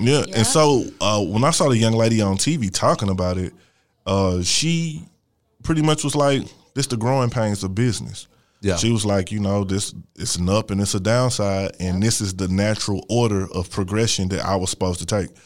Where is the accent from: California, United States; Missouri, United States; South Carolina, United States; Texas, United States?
Missouri, United States; St. Louis; I'm from Missouri. I went to. Uh, I was in a program in Missouri when I went to school